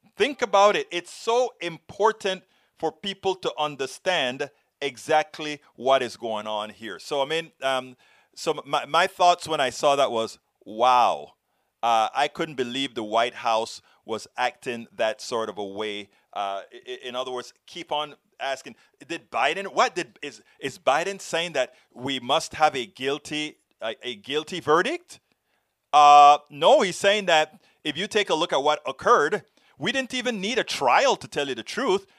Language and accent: English; United States; I am an American, progressive American